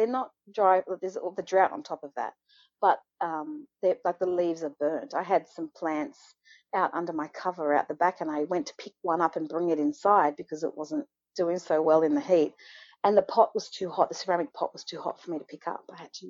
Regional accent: Australia

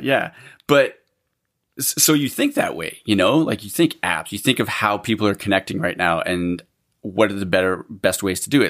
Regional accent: Alberta, Canada; now in British Columbia, Canada; I grew up in Alberta and then I came here

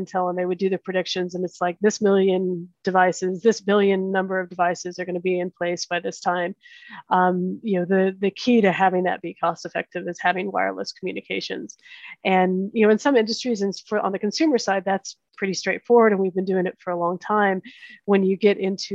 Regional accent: Oklahoma, United States; moved away as an adult; also born or lived in Kansas; I grew up in Oklahoma, went to school in Kansas

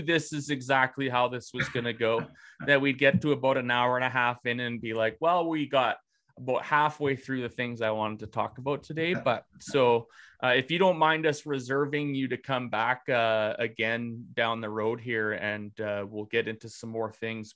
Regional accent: Regina, Saskatchewan, Canada; the environment that i grew up in in Regina, Saskatchewan

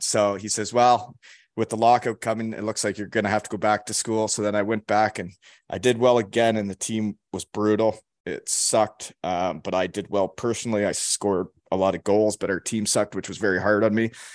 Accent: Elmira, Ontario, Canada; moved away as an adult; also born or lived in Georgetown, Ontario; I'm from Elmira, Ontario. Uh, that's where I was, I was born in Georgetown, but we moved to Elmira when I was one

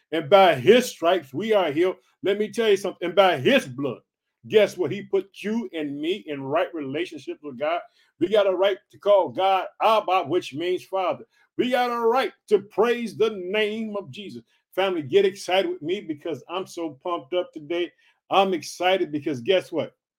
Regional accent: Illinois, United States; also born or lived in Chicago; the state of Illinois, which is my home state. I reside in the city of Chicago.

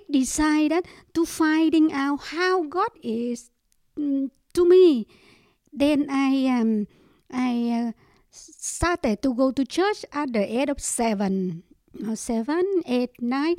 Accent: Ho Chi Minh City, Vietnam; English is a second language; moved away; We are come from Saigon. Yeah, Saigon. My parents is come from Saigon, and I born from Saigon also.

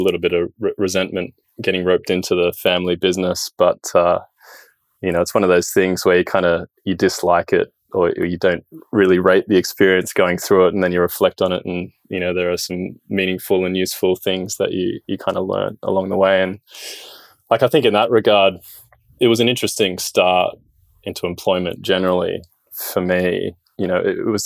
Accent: Sydney, New South Wales, Australia; Born and raised in Sydney

